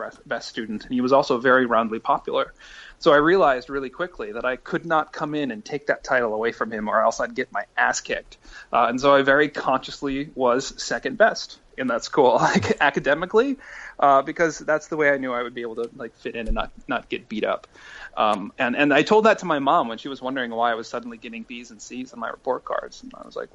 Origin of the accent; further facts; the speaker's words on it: Iowa City, Iowa, United States; moved away as an adult; also born or lived in Massachusetts; I had just been living in Iowa City for several years, and I was born there, so I could finally really claim Iowa as home